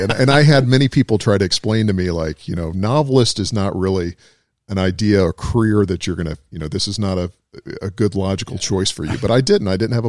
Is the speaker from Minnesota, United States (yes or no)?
no; Alabama, United States; born there; also born or lived in San Francisco / Buffalo / Atlanta / St. Louis; And so I was born in Alabama, but we ended up living many different places in San Francisco and Buffalo and Atlanta, St. Louis. So it was kind of like being a military brat. We moved all over the place.